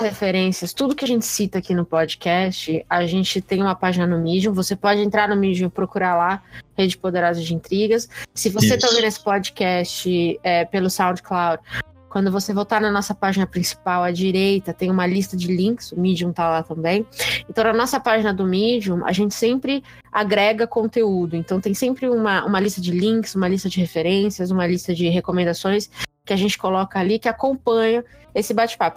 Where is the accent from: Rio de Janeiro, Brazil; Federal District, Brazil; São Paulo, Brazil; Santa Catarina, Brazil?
São Paulo, Brazil; eu sou de São Paulo